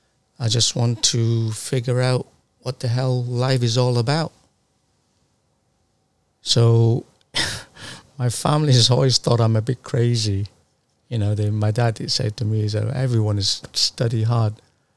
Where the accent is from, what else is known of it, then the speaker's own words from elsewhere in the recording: Sunderland, North East England, United Kingdom; moved away as an adult; now in London, United Kingdom; because we moved down from Sunderland to London in the 80s, because there was a huge recession up northeast of England, and my father lost all his business, and it forced us to move.